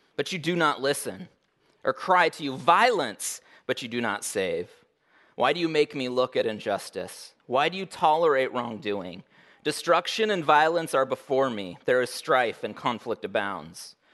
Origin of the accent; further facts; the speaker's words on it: Oregon, United States; now in Alaska, United States; I was born in Oregon